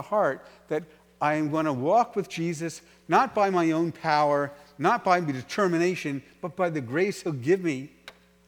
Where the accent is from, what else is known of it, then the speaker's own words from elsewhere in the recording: New York City, New York, United States; I was from New York City